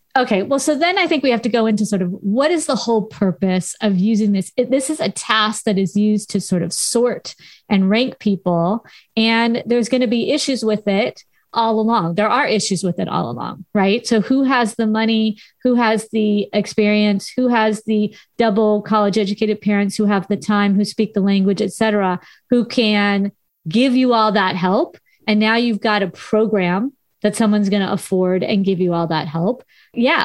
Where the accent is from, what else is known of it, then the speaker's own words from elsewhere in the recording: Southern California, United States; accent: Valley Girl; I am a valley girl. I grew up in Southern California